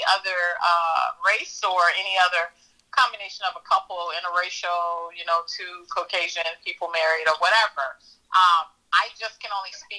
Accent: Chicago, Illinois, United States; I am a Chicago native, born and raised in Chicago.

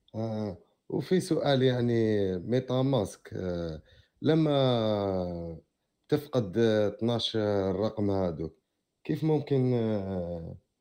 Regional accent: Algeria; أنا من الجزائر

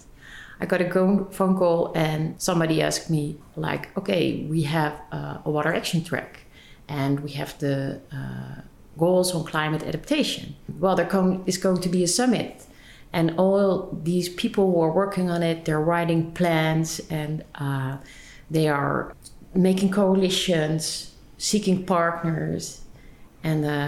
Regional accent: Amsterdam, North Holland, Netherlands; also born or lived in Leiden; I born and raised in Amsterdam

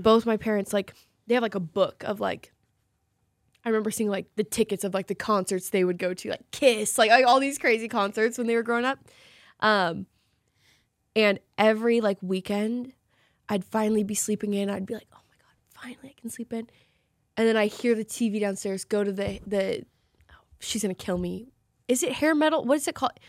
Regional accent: Salem, Oregon, United States; we both grew up in Oregon

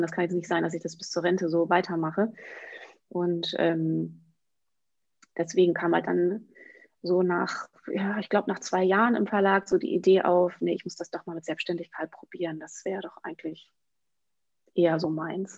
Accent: Emsland, Lower Saxony, Germany; moved away as an adult; also born or lived in Münster / Paris; ich komme aus dem Emsland und habe in Münster studiert

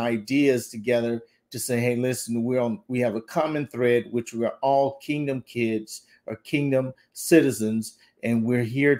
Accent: the South, United States; I was raised up in the South

